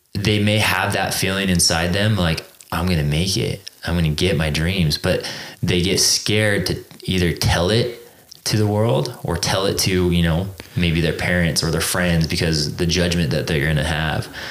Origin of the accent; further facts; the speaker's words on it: Exeter, California, United States; moved away as an adult; now in Utah, United States; i grew up in a small town called exeter california